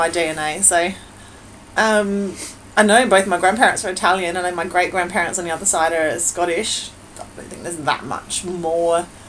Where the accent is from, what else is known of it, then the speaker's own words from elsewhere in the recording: Australia; I'm Australian